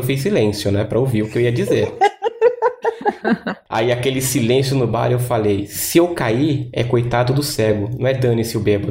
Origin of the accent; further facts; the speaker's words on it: São Paulo, Brazil; moved away as an adult; now in Florianópolis, Brazil; agora eu sou de São Paulo, mas estou morando em, em, Floripa